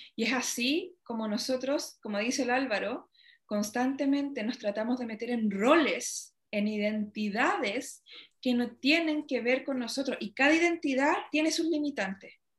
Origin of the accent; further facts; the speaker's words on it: Chile; soy, no sé, chilena